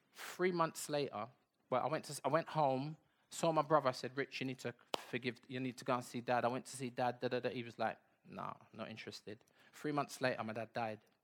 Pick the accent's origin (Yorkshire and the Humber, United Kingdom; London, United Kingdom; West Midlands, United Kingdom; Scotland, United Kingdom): London, United Kingdom; also born or lived in Bedford / Saint Anne's; we came back to London. I was born in Bedford, but we never went back to Bedford.